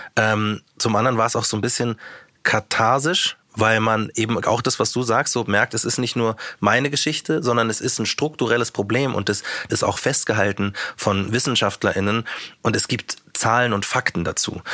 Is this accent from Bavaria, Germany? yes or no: yes; Munich, Bavaria, Germany; ich bin ja Münchner